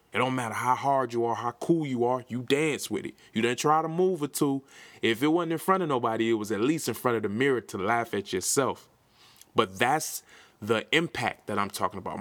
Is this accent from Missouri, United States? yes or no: no; Milwaukee, Wisconsin, United States; I'm from Milwaukee, Wisconsin